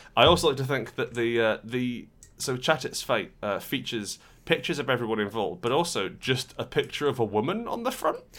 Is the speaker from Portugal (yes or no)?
yes; Portugal; we were growing up in Portugal